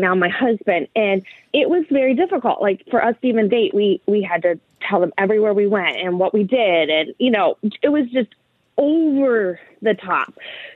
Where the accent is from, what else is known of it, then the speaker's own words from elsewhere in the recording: Northeast Ohio, United States; now in Columbus, United States; I grew up in Northeast Ohio.